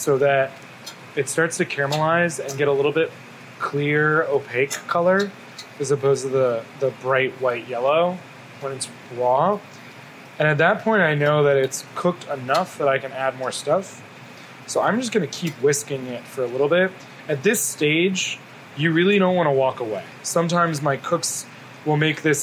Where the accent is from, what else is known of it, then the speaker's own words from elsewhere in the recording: the South, United States; I grew up in the South